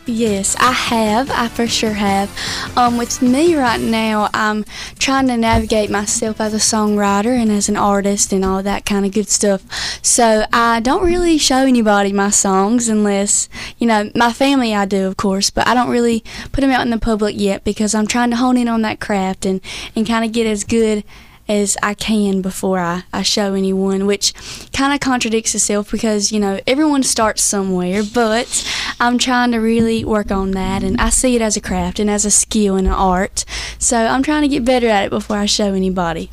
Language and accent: English; Whiteville, North Carolina, United States; how we talk back in Whiteville, North Carolina